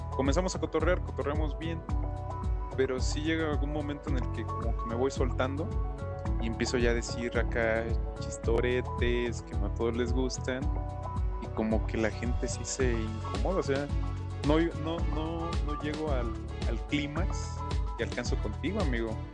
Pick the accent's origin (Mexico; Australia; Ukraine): Mexico; como buen mexicano